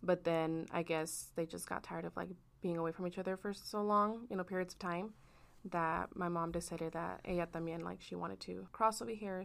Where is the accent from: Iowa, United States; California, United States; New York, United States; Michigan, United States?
Iowa, United States; I was born in Iowa